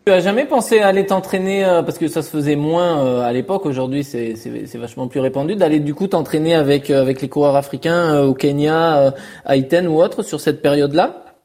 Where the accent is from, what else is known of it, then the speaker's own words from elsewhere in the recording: France; quand on est français